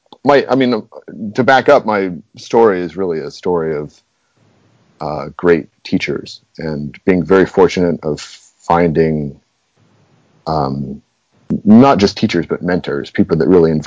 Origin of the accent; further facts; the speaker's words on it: Denver, Colorado, United States; also born or lived in Knoxville, Tennessee; now in Baton Rouge, United States; I grew up in Denver